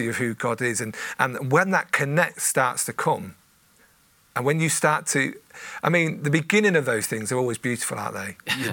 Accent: Coventry, West Midlands, United Kingdom; also born or lived in Lincolnshire; I grew up mainly in Coventry

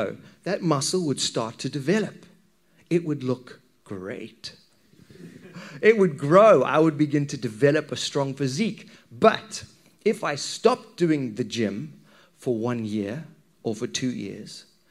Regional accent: Zimbabwe; when I was a wee kid, growing up in Zimbabwe

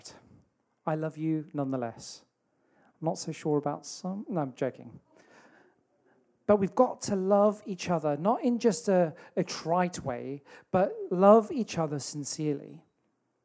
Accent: South Africa; now in Telford, United Kingdom; Where I grew up in South Africa

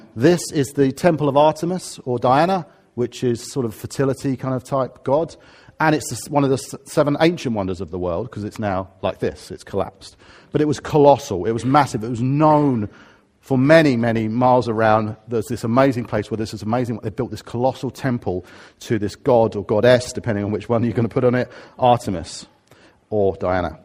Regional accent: Harrow, London, United Kingdom; now in Watford, United Kingdom; I'm a Harrovian. I come from Harrow, or I'm a Watfordian, 'cause that's where I happen to live

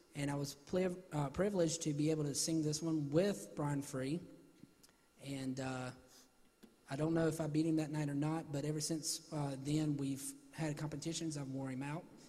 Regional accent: Salisbury, North Carolina, United States; my friends at my hometown church, Gospel Light Baptist Church in Salisbury, North Carolina

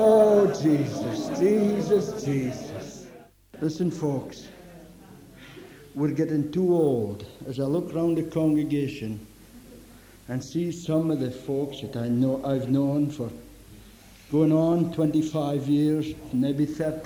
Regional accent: Scotland, United Kingdom; our canny Scots people

